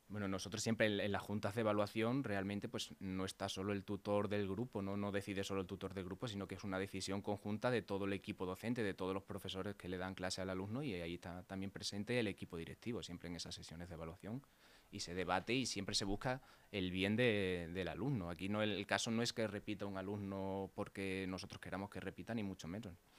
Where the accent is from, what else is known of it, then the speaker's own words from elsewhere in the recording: Mérida, Extremadura, Spain; moved away as an adult; now in Leganés, Spain; yo soy de Mérida, de Extremadura